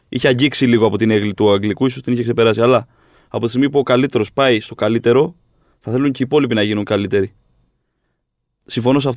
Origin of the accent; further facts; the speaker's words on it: Corfu, Ionian Islands, Greece; εκεί που μεγάλωσα.